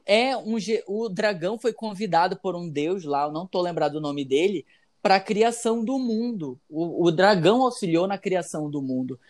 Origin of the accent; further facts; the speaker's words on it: Amazonas, Brazil; aqui da minha terra, do Amazonas